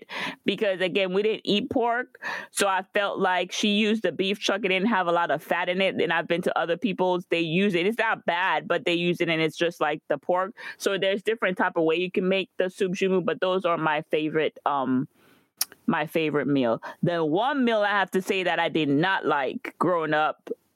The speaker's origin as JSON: {"language": "English", "country": "Guadeloupe", "tie": "born or raised there", "moved": "yes", "said": "growing up in Guadeloupe"}